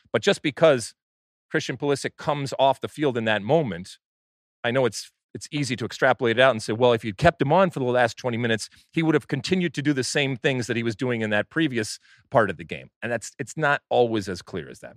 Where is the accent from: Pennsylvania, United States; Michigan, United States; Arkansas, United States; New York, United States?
Michigan, United States; growing up in Michigan